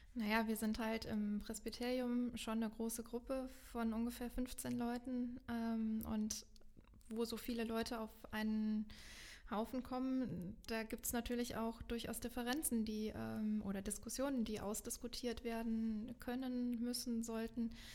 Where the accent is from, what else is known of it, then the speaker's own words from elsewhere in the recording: Meckenheim, North Rhine-Westphalia, Germany; ich bin hier in Meckenheim groß geworden und lebe jetzt inzwischen wieder hier in Meckenheim